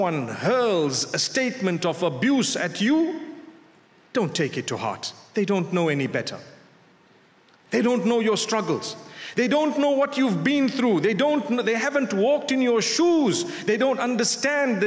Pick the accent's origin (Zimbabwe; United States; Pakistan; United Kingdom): Zimbabwe; moved away; I come from Zimbabwe.